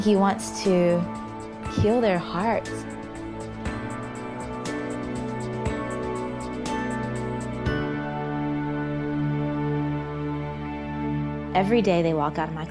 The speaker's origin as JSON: {"language": "English", "region": "Georgia", "country": "United States", "tie": "born or raised there"}